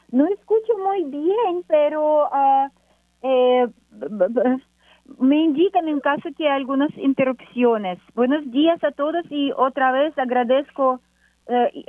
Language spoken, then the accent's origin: Spanish; Ukraine; Spanish is a second language; moved away as an adult; also born or lived in Saint Vincent and the Grenadines; now in Puerto Rico; yo no llegué desde Ucrania a Puerto Rico. Puerto Rico es quinto país donde yo vivo.